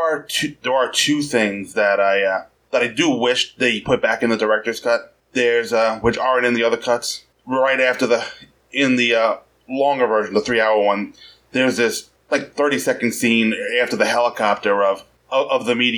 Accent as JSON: {"language": "English", "town": "New York City", "region": "New York", "country": "United States", "tie": "born or raised there", "said": "I'm from New York City, which is Metropolis in these films."}